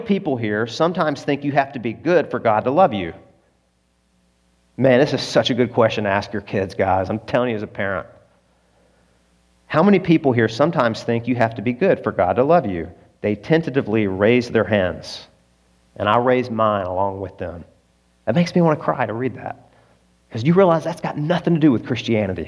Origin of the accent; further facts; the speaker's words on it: Arkansas, United States; I'm from Arkansas.